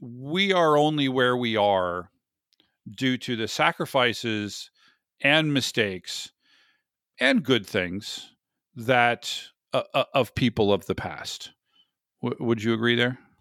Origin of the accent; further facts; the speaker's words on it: the South, United States; I grew up in the sixties in the South